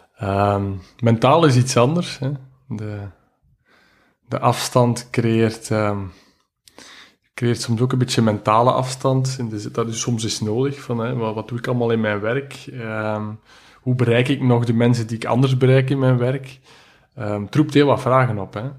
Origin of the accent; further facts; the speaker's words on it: Belgium; ik ben een Belg